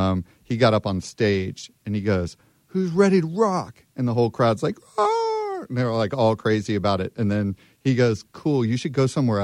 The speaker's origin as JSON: {"language": "English", "town": "Manassas", "region": "Virginia", "country": "United States", "said": "So I'm from Manassas, Virginia. It's a tiny town in the middle."}